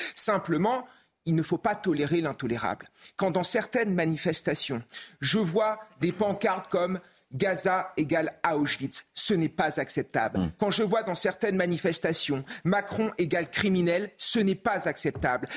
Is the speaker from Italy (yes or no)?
no; France; Moi, en tant que Français